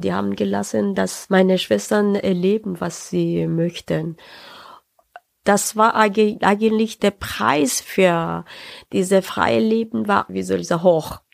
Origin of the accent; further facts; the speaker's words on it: Tehran, Tehran Province, Iran; German is a second language; moved away as an adult; also born or lived in Saarbrücken, Germany; now in Nuremberg, Germany; Ich bin äh, 75 im Teheran geboren äh, und äh, meinen Studiumabschluss gemacht im äh, Teheran äh, und dann bin ich äh, 2004 nach Deutschland gekommen